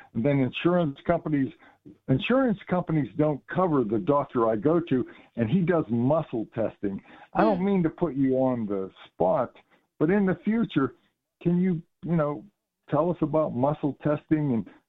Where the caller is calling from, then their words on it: Pennsylvania, United States; I'm from Western Pennsylvania.